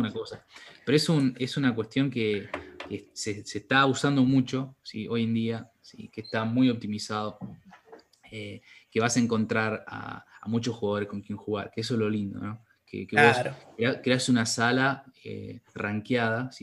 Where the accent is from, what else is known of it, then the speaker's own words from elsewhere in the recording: Salta, Argentina; nosotros somos de Salta